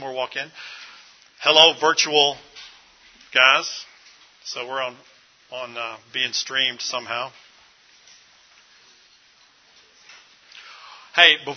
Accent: Louisville, Kentucky, United States; this is my hometown, Louisville, Kentucky

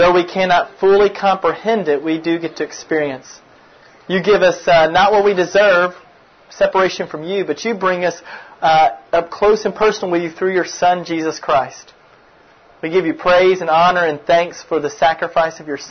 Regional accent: Kentucky, United States; now in Memphis, United States; I'm actually from Kentucky originally, if anybody's from Kentucky, but I'm living in Memphis, Tennessee for the past 12 years

